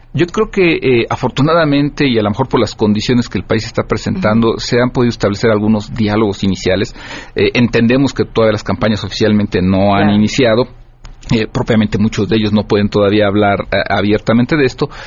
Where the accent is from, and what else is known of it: Mexico